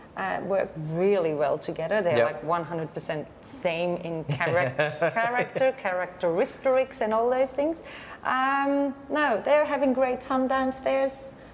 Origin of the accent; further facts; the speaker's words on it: Belgium; moved away as an adult; now in Gold Coast, Australia; we are from Belgium ourselves.